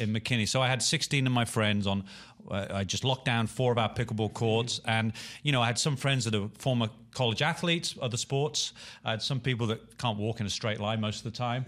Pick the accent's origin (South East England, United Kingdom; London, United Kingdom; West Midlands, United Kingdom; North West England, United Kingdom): West Midlands, United Kingdom; Birmingham; moved away; my hometown, Birmingham